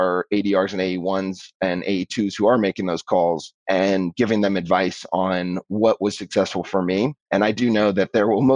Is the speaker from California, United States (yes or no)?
yes; Bay Area, California, United States; I grew up in the Bay Area